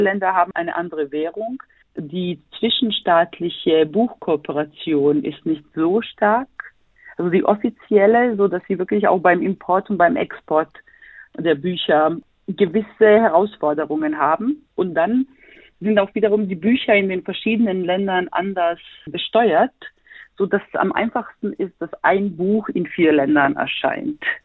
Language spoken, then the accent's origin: German; Sarajevo, Federation of Bosnia and Herzegovina, Bosnia & Herzegovina; now in Berlin, Germany; bin gebürtige Bosnierin, komme aus Sarajevo, lebe aber in Berlin